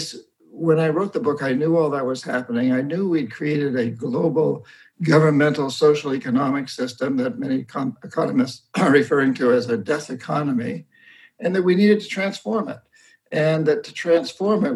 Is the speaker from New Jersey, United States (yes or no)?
no; New Hampshire, United States; moved away as an adult; I grew up in New Hampshire. I come from roughly 300 years of Yankee Calvinist